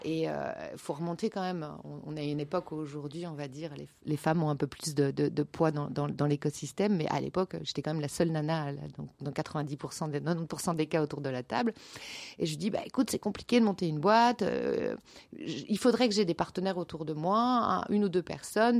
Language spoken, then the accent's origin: French; Nantes, Pays de la Loire, France; also born or lived in Brittany; now in Belgium; je suis, je suis, nantaise